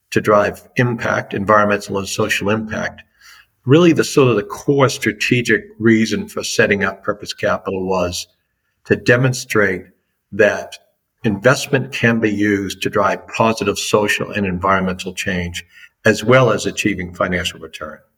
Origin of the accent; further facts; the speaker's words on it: Boston, Massachusetts, United States; accent: Boston; your listeners that may have an ear for American accents would pick up pretty quickly that I'm from the East Coast, and those that have a really good ear might identify Boston.